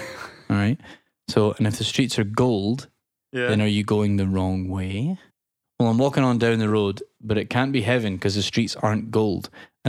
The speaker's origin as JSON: {"language": "English", "region": "Michigan", "country": "United States", "said": "Me. I'm from Michigan."}